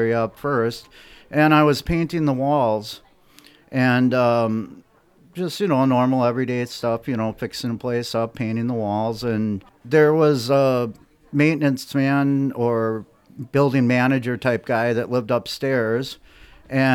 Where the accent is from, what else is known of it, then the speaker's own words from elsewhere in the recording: Sheboygan, Wisconsin, United States; also born or lived in Elmira, Wisconsin; I'm from Sheboygan, Wisconsin originally, but for about 15 years, I lived in the town of Lamira, Wisconsin